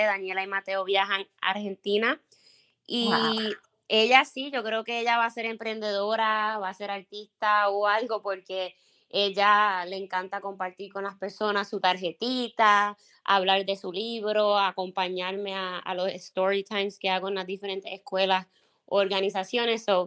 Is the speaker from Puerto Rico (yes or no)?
yes; Puerto Rico; first language Spanish; moved away as an adult; now in Minnesota, United States; nací y me crié en Puerto Rico y llevo casi seis años eh, viviendo